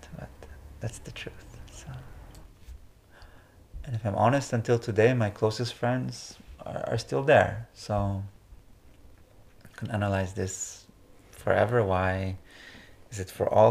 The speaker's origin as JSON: {"language": "English", "country": "Israel", "moved": "as an adult", "lives_now": "Netherlands", "said": "my leaving Israel, or my coming to Netherlands. Maybe this transition from saying goodbye to my home country"}